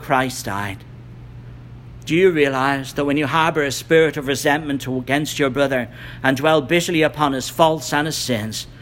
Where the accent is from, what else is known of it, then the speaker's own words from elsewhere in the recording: Ireland; I'm from Ireland